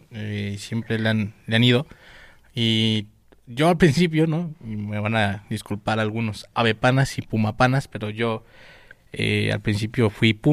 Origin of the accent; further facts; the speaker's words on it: Los Reyes La Paz, State of Mexico, Mexico; soy, del barrito de Ajunto, sí, Los Reyes La Paz